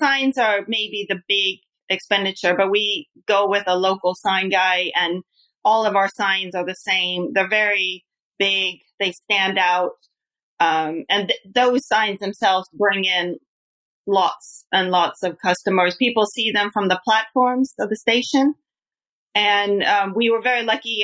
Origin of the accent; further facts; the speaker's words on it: United States; now in Japan; I'm American